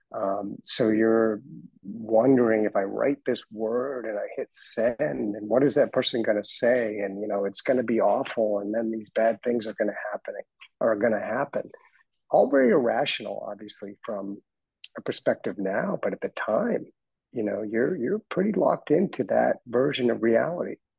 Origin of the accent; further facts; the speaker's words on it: Boston, Massachusetts, United States; moved away as an adult; also born or lived in Dedham, Massachusetts / London; now in Florida, United States; I grew up in Boston.